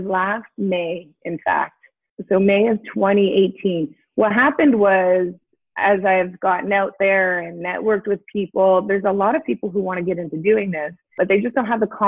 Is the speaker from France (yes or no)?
no; East Coast, Canada; moved away; I'm from the East Coast originally.